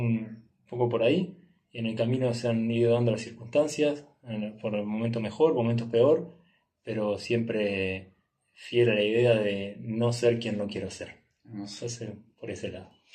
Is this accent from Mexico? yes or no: no; Uruguay; moved away as an adult; de Uruguay, o nací en Uruguay